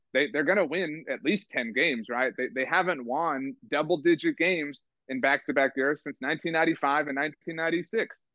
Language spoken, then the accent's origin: English; Rio Grande Valley, Texas, United States; I live in the Rio Grande Valley, so obviously I grew up here, so um, you know right near on the border